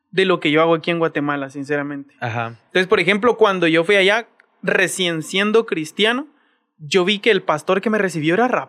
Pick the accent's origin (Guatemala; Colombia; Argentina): Colombia; que intensificar en mi país. Y entonces allá en Colombia siempre ha sido como una formación